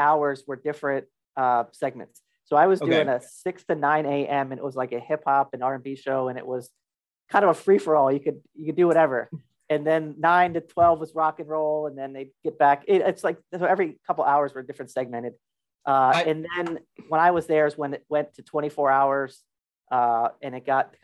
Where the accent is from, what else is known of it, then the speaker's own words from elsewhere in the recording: Albany, New York, United States; moved away; also born or lived in Arizona; I grew up in Albany